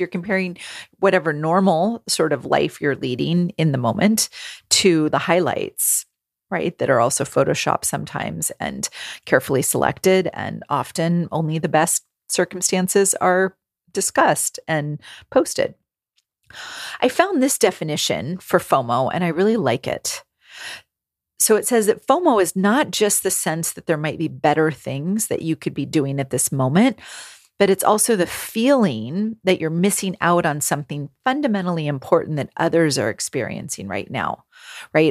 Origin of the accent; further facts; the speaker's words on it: California, United States; moved away as an adult; also born or lived in New England / Rhode Island; I am born and raised in California